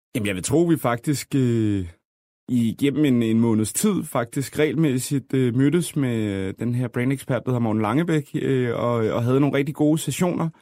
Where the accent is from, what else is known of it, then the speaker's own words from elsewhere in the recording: Copenhagen, Capital Region of Denmark, Denmark; vi er jo fra København alle sammen